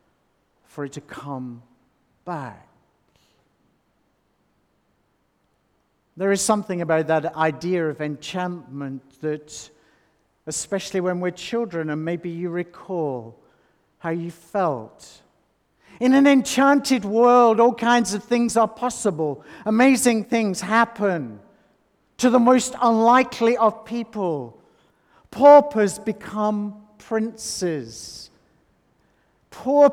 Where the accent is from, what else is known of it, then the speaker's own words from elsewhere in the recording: North West England, United Kingdom; I grew up in the Northwest England